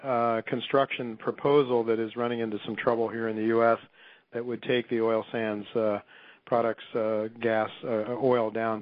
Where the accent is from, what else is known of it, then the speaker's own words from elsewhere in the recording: Canton, Ohio, United States; my hometown of Canton, Ohio